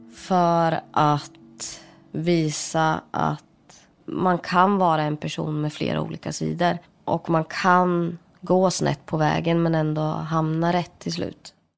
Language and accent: Swedish; Sweden; also born or lived in India; jag är ju adopterad från Indien. Kom till Sverige när jag var åtta månader